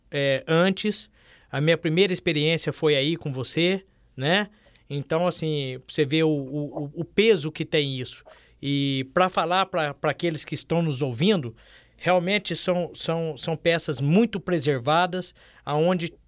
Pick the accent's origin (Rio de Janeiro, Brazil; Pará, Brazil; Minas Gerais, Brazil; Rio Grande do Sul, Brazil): Minas Gerais, Brazil; Alfenas; Sim, lá de Alfenas.